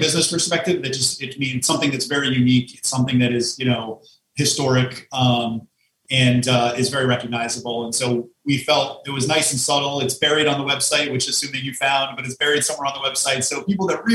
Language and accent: English; Connecticut, United States; now in Manhattan, United States; we grew up in Connecticut